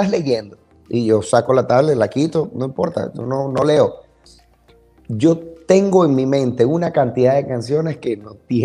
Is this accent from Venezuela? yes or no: yes; Zulia, Venezuela; also born or lived in Maracaibo; de mi tierra, de donde yo mm. soy, del Zulia.